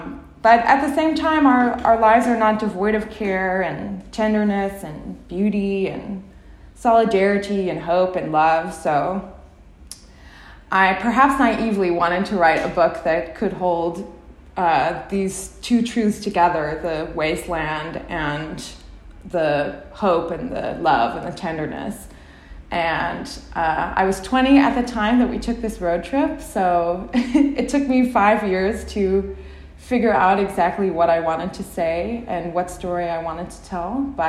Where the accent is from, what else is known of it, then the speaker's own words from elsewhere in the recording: Fox Lake, Illinois, United States; moved away as an adult; also born or lived in California; we drove from my hometown, Fox Lake, Illinois, to California, where I was doing my undergrad at the time.